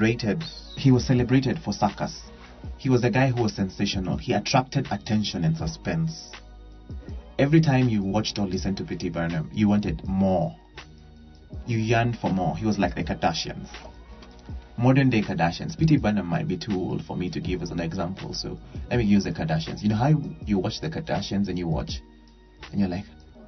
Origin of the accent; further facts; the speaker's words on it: Kenya; I'm a Kenyan